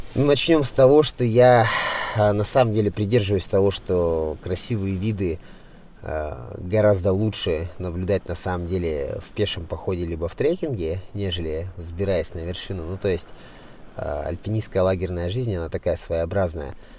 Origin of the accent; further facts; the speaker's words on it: Siberia, Krasnoyarsk Krai, Russia; moved away; сам я родился в Сибири, в Красноярском крае, и долгое время я жил в деревне